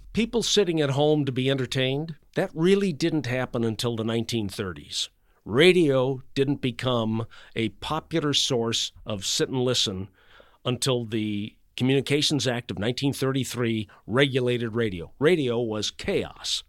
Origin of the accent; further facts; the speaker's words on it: Chicago, Illinois, United States; now in Atlanta, United States; I grew up in Chicago